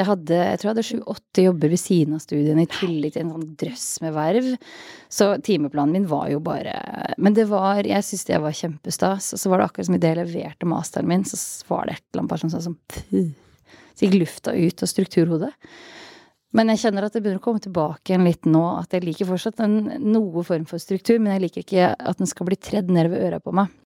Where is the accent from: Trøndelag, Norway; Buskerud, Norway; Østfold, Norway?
Østfold, Norway; jeg jo fra Østfold